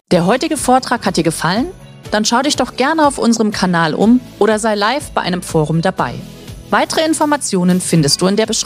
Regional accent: Bavaria, Germany; now in Cologne, Germany; Im Übrigen, ich bin nicht ganz aus Köln. Ich bin eigentlich gebürtige Fränkin. Man hört es nicht mehr.

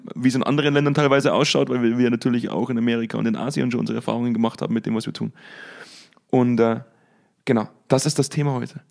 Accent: Bavaria, Germany; accent: Bavarian; now in North Rhine-Westphalia, Germany; Die meiste Zeit lebe ich ja eigentlich in, in, in Nordrhein-Westfalen. Das ist mir nicht erlaubt, dass ich meinen bayerischen Dialekt rauslasse

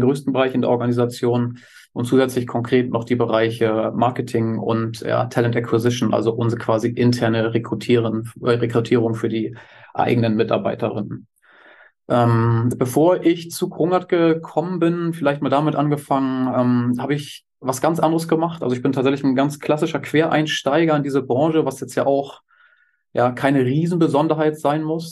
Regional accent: Hamburg, Germany; Ich bin gebürtiger Hamburger

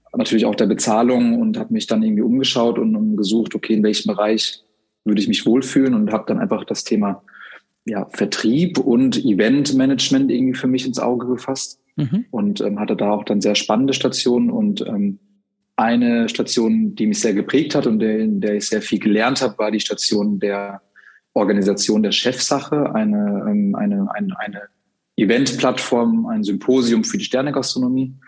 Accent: Freiburg im Breisgau, Baden-Württemberg, Germany; moved away as an adult; now in Hamburg, Germany; bin gebürtig aus Freiburg im Schwarzwald und ähm, wohne aber seit mittlerweile zwölf Jahren in Hamburg

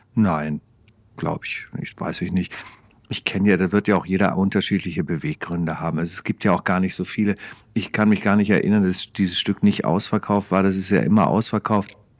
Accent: Hamburg, Germany; dann musste ich mir als Hamburger Tuko ansehen, weil wir den alle so geliebt haben, wir Hamburger.

